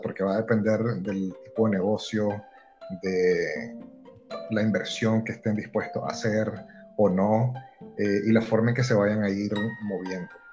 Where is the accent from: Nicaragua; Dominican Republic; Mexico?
Nicaragua; accent: nicaragüense; now in El Salvador; yo sí siento que hablo como, como full nicaragüense